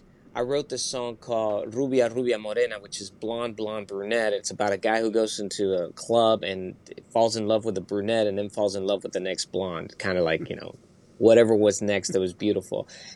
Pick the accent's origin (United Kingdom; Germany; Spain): Spain; I do have influence from my dad listening to Mexican music and me growing up in Spain.